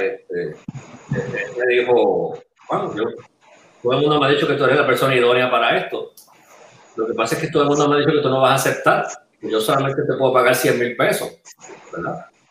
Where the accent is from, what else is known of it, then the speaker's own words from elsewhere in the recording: Bayamón, Puerto Rico; yo nací en, en Bayamón, me crié en el área metropolitana